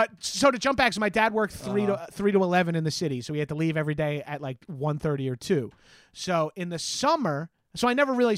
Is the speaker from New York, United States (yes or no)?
yes; Freeport, New York, United States; South Shore for life, dog. I grew up in Freeport